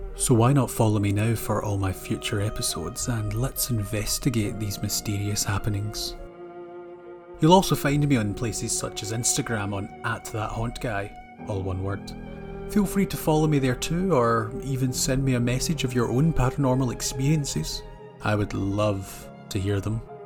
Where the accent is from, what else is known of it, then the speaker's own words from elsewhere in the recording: Scotland, United Kingdom; Born and raised in Scotland, storytelling has always been part of my culture